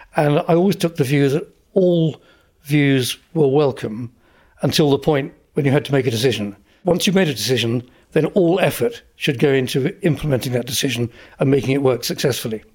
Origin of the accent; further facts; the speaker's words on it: Essex, East of England, United Kingdom; I grew up in Essex